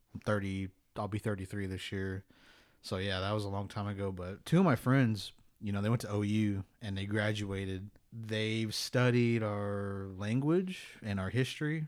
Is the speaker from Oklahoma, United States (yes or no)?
yes; Pawnee, Oklahoma, United States; I grew up in Pawnee